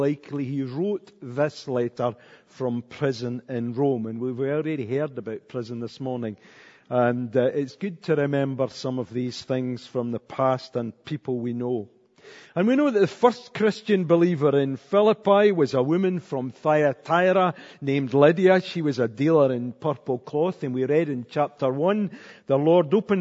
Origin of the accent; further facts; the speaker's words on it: Cumnock, Scotland, United Kingdom; I was brought up in Cumnock